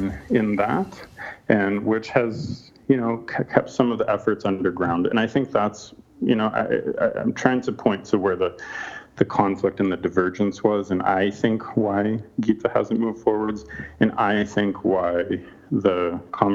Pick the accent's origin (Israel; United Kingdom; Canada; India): Canada; moved away; my home country of Canada